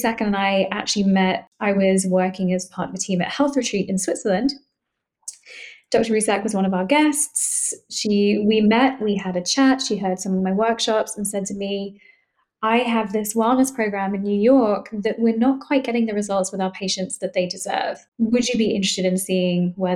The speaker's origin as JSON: {"language": "English", "region": "London", "country": "United Kingdom", "moved": "as an adult", "lives_now": "Boston, United States", "said": "I'm originally from London, but I've lived in Boston for the last 9.5 years."}